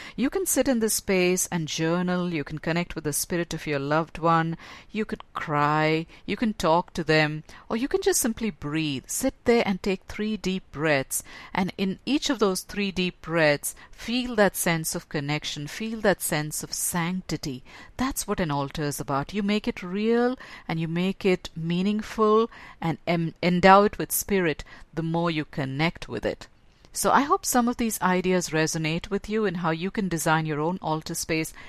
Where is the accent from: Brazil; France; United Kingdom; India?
India; growing up in a Hindu home, because that's where I was born in India and raised as in a Hindu home